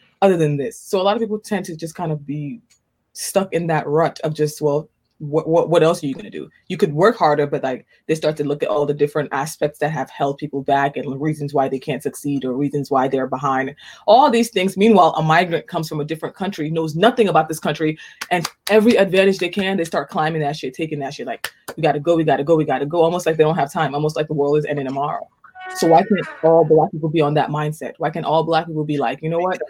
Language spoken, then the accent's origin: English; Nigeria; I'm Nigerian.